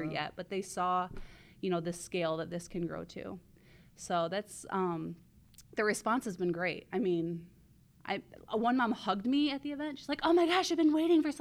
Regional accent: Jackson, Michigan, United States; I'm from Jackson and our business is in Ann Arbor

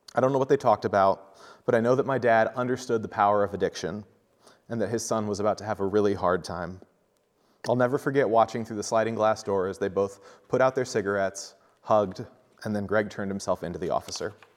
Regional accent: Centerville, Iowa, United States; also born or lived in Ottumwa, Iowa; I grew up in Centerville, Iowa, a small town of about five thousand people

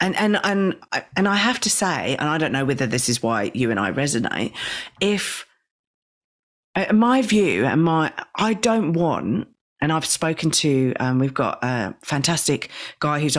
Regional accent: England, United Kingdom; now in Australia; I've come from the UK

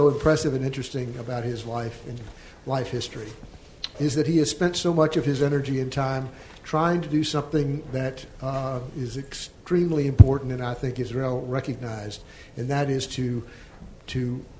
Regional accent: Greeneville, Tennessee, United States; I'm from Greenville, Tennessee.

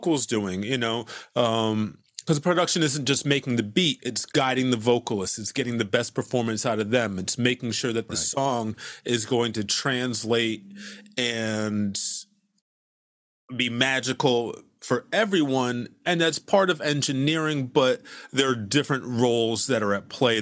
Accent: Hartford, Connecticut, United States; moved away as an adult; also born or lived in Boston, Massachusetts; now in Brooklyn, United States; I was born in Hartford, Connecticut, and then I moved to Boston specifically to go to Berklee.

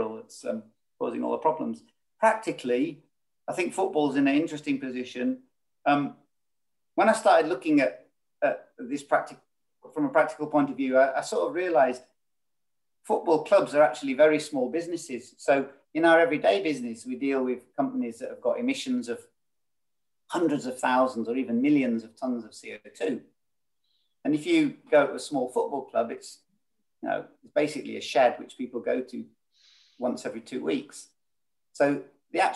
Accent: South Lake District, North West England, United Kingdom; I come from South Lake District. So Northern England feels, more at home.

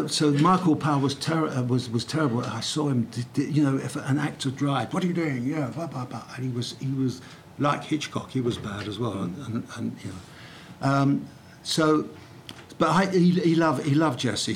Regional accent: London, United Kingdom; I'm a boy from Brixton

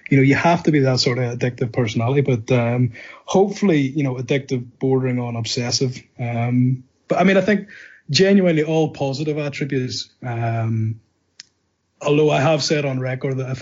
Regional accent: Northern Ireland, United Kingdom; moved away as an adult; also born or lived in United States / London; I'm from Northern Ireland. I currently live in Northern Ireland. I'm back in Northern Ireland after many years sort of working away, either in the States or in London

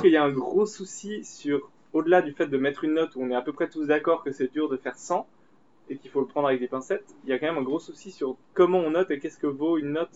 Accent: Switzerland; on est suisse

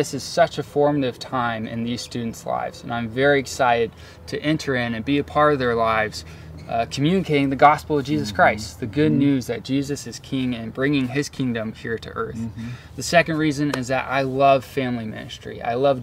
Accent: Orange County, Southern California, United States; also born or lived in Vancouver, Canada; I'm a Orange County native, born and raised in Southern California. And I grew up going to Saddleback Church.

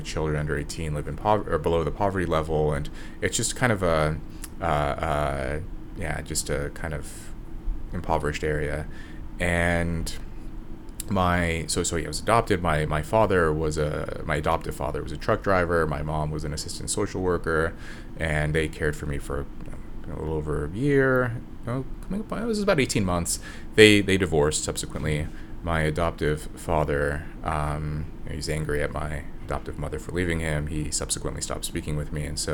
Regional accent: Red Bluff, California, United States; moved away; also born or lived in Los Angeles, California; I call Red Bluff my hometown, but that's just because I live there the longest

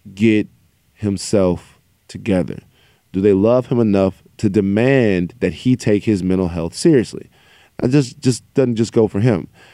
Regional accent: Baton Rouge, Louisiana, United States; I am from Baton Rouge, Louisiana

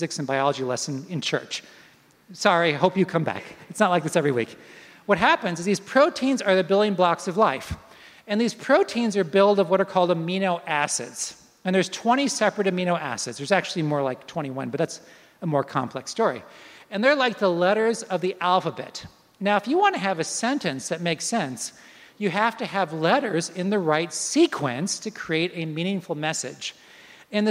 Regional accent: Florida, United States; I'm from Florida

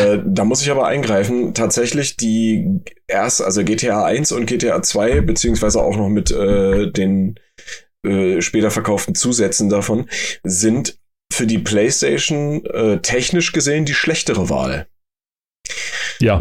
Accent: Germany; bei uns in Deutschland

